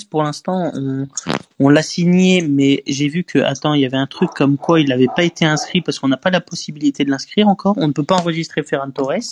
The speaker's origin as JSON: {"language": "French", "town": "Marseille", "region": "Provence-Alpes-Côte d'Azur", "country": "France", "said": "Bah, je suis Marseillais, donc bon."}